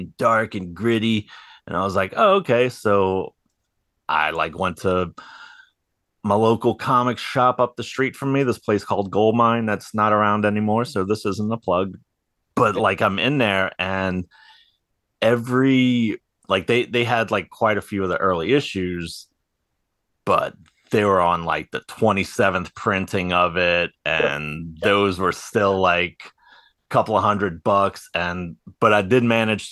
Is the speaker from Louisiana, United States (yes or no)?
yes; New Orleans, Louisiana, United States; I'm from New Orleans and watching the riverboats go